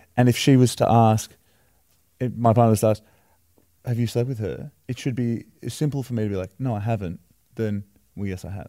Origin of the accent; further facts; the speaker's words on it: Wollongong, New South Wales, Australia; we're from Wollongong, it's a small town.